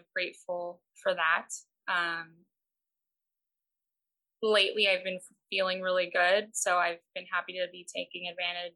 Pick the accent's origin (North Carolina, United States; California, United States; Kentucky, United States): California, United States; Pasadena; I'm from Pasadena. I've lived here most of my life